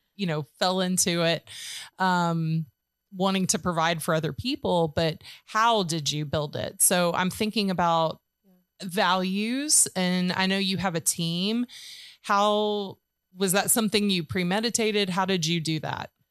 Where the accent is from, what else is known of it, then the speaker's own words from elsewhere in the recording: Georgia, United States; now in Tennessee, United States; I'm from Georgia